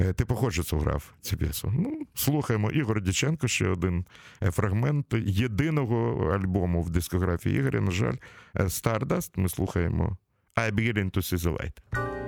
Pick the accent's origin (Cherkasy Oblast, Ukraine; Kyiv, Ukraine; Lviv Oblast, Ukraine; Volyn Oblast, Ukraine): Kyiv, Ukraine; в нашому рідному місті в Києві